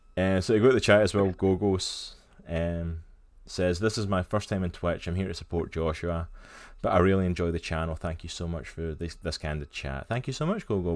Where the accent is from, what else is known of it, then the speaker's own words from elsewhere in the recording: Scotland, United Kingdom; now in United States; I come from Scotland. I live in America, but I'm okay. originally from Scotland.